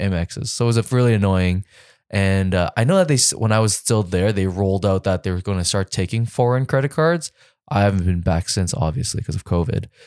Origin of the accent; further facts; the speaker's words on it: Canada; also born or lived in New York; I'm Canadian